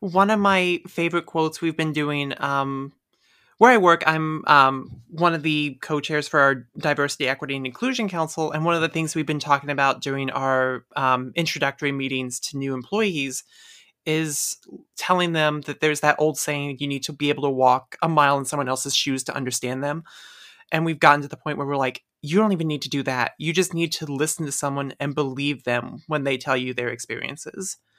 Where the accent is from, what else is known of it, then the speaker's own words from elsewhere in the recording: Midwest, United States; I'm from the Midwest.